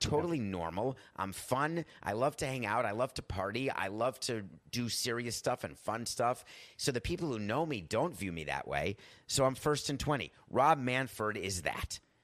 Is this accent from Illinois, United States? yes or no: no; Milwaukee, Wisconsin, United States; I was born in Milwaukee